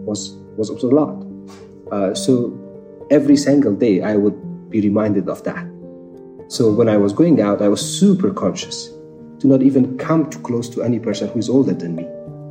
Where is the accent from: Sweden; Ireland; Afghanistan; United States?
Afghanistan; Kabul; I was born in Kabul. It was 86